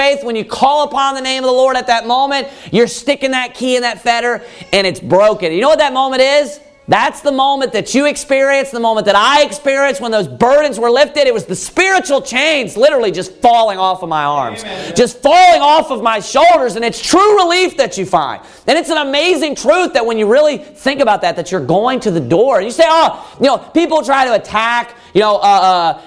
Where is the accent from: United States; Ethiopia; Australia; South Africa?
United States; I was born in the United States of America